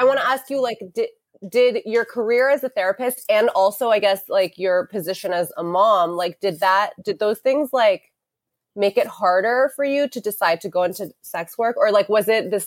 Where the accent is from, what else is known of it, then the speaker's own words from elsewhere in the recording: New York, United States; I'm from New York